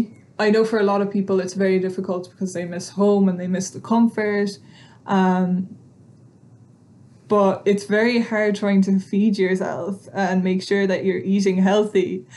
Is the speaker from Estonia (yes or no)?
yes; Estonia; moved away; because I'm originally from Estonia, so in my early teenage years, we used to go and spend the whole summers in Estonia